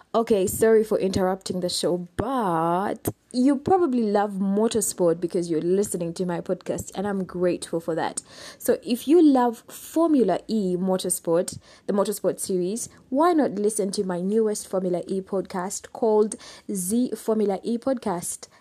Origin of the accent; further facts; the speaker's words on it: Kampala, Central Region, Uganda; I'm from Kampala, Uganda